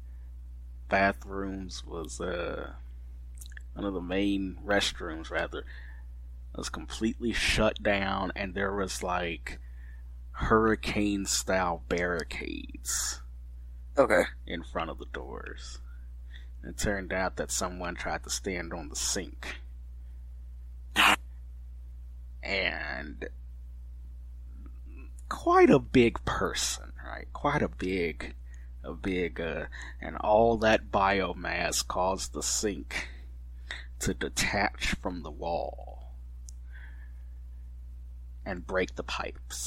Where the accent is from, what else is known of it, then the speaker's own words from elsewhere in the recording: Fort Worth, Texas, United States; I'm from Fort Worth